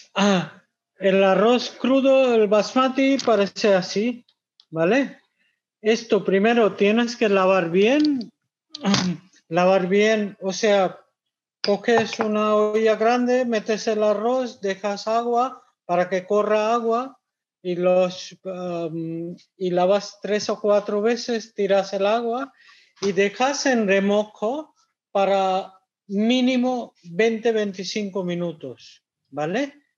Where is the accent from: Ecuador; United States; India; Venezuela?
India; Kolkata, West Bengal; Spanish is a second language; now in Spain; Yo, yo soy de Calcuta